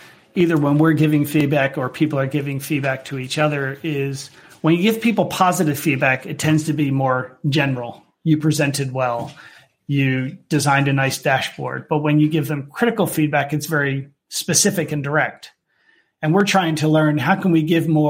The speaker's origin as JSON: {"language": "English", "country": "United States", "moved": "yes", "lives_now": "United Kingdom", "said": "me being an American within a British company"}